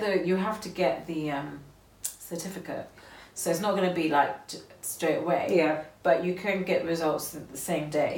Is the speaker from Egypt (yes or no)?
no; United Kingdom; we're British